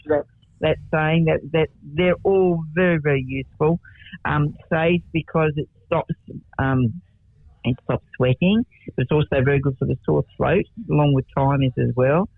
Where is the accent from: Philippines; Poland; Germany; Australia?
Australia; Denman, New South Wales; now in Martindale, Australia; born in the area, born in Denman